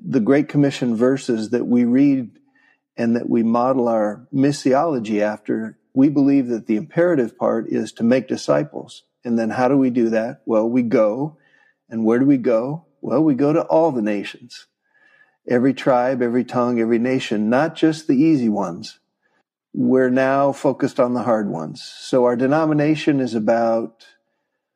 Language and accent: English; Portland, Oregon, United States; I grew up in the Northwest. I found Jesus at a vacation Bible school out at Alpen Rose Dairy in the Portland, Oregon area